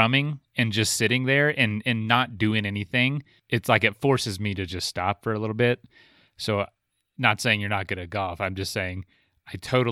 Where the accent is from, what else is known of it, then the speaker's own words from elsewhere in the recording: Florida, United States; now in Denver, United States; growing up in Florida